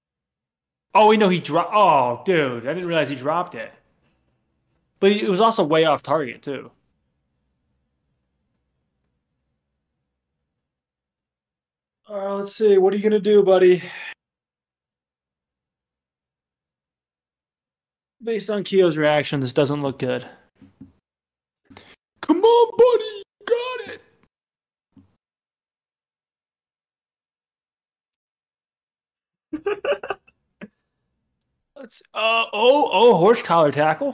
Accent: Buffalo, New York, United States; I'm from Buffalo

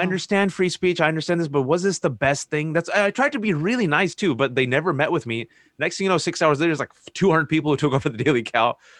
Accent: Bay Area, California, United States; growing up in the Bay Area

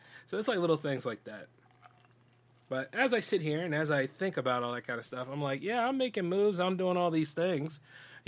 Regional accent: Delaware, United States; my home state

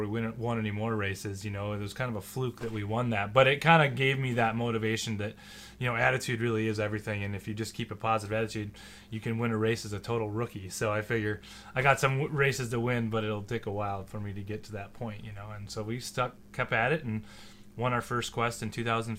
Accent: Minnesota, United States; moved away as an adult; also born or lived in Fairbanks, Alaska; now in Alaska, United States; I'm originally from Minnesota

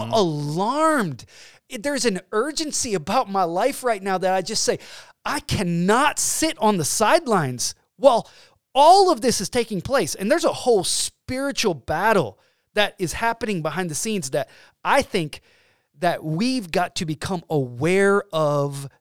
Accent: Georgia, United States; moved away as an adult; now in Illinois, United States; We have two kids, and we are from Georgia. We moved to Illinois

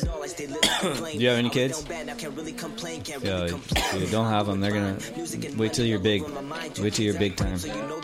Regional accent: Ventura, California, United States; also born or lived in Atlanta, Georgia; back in Cali because I grew up in Ventura

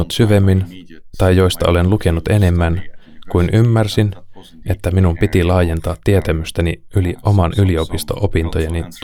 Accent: Netherlands; Koska itse olen Alankomaista ja taustaltani protestantti

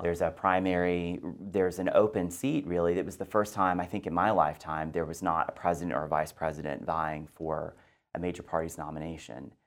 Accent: Texas, United States; moved away as an adult; also born or lived in Washington, D.C. / New York; Well, I grew up in Texas and I went to Texas A and M

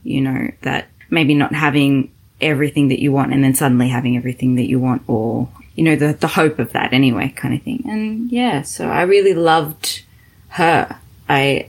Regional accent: Australia; accent: Australian; also born or lived in Zimbabwe; I'm Australian, as you can tell with the accent

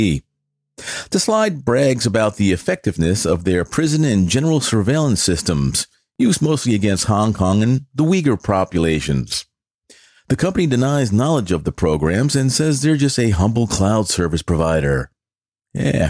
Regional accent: New York City, New York, United States; moved away as an adult; growing up in the Bronx like I did

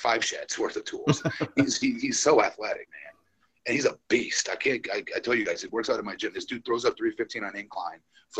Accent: Florida, United States; He's a stud athlete in my home state.

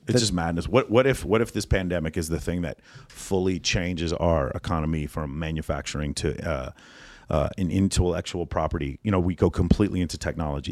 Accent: Texas, United States; I'm from Texas

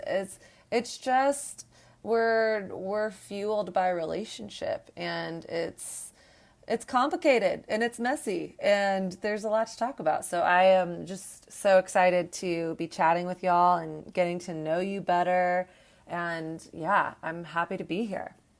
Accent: Texas, United States; moved away; I came from the South. I grew up in Texas

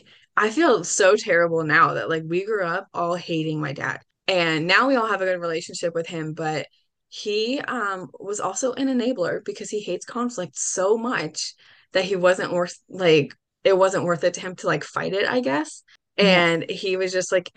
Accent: New Jersey, United States; I'm from New Jersey

